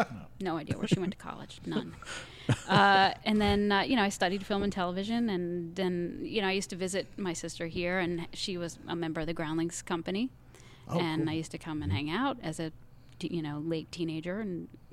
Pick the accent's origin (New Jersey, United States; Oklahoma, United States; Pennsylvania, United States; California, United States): Pennsylvania, United States; Philadelphia; I grew up in Philadelphia in the suburbs